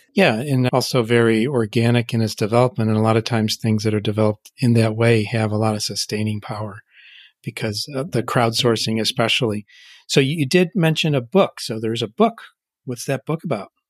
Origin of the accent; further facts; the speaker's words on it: Pittsburgh, Pennsylvania, United States; my hometown, Pittsburgh